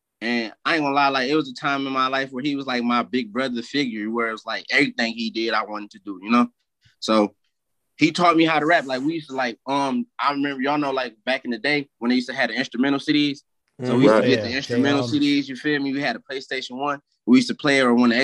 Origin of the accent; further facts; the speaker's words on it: Detroit, Michigan, United States; also born or lived in California; I'm from Southwest. Like, I'm from between Warren and McGraw. Like, if y'all ever seen McGraw Ave, that's my neighborhood that I grew up